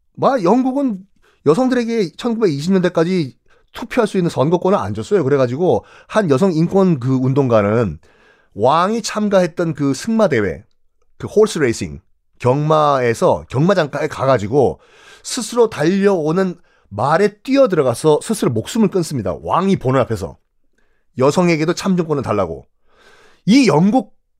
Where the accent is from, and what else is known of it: South Korea